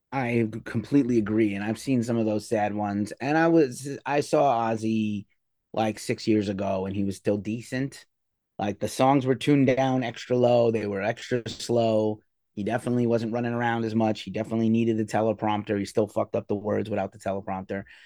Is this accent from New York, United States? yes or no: yes; New York City, New York, United States; Madison Square Garden in my hometown